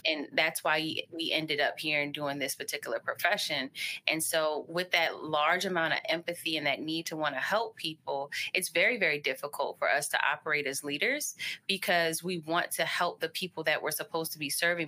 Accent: Baltimore, Maryland, United States; also born or lived in Hawaii / Texas; we ended up around second grade coming to Baltimore, and that's where I've been, and that's where I continue to stay

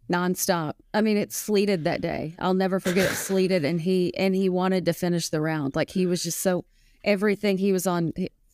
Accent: the South, United States; Oh, pine trees. Mm. I'm from the South, pine trees stand pine.

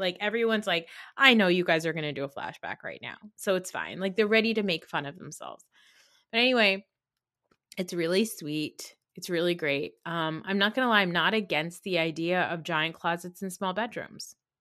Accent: New Jersey, United States; I'm from New Jersey

